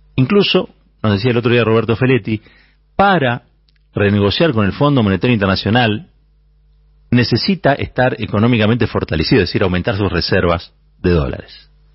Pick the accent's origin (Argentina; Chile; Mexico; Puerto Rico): Argentina; Como argentinos y como argentinas